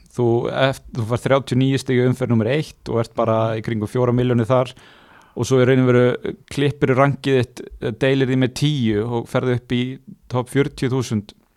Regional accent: Akureyri, Northeastern Region, Iceland; heimabærin minn sem er ekki Húsavík, heldur Akureyri

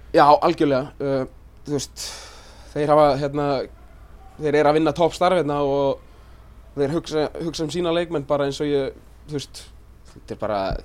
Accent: Iceland; moved away as an adult; also born or lived in Örebro, Sweden / Sandnes, Norway; kom aftur heim til Íslands

